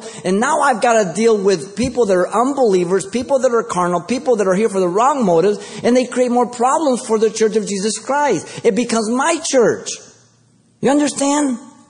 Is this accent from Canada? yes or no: no; Mexico City, Mexico; now in United States; I came from Mexico City, and in three, four more generations, if you compare my generations to the one who came in first generation, there's a big difference.